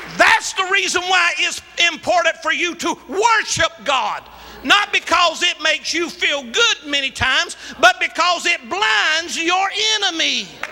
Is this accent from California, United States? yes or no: no; Latta, South Carolina, United States; moved away; also born or lived in Columbia; I'm a country boy. I was born in Latta, South Carolina